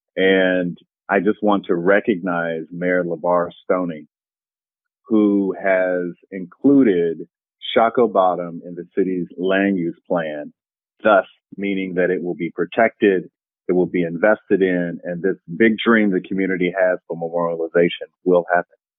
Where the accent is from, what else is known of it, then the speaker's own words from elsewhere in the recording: Kentucky, United States; I was studying Rosenwald schools in my home state of Kentucky.